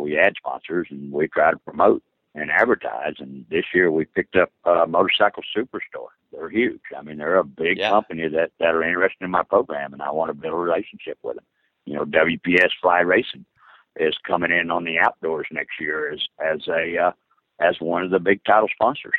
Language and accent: English; the South, United States; I grew up in the South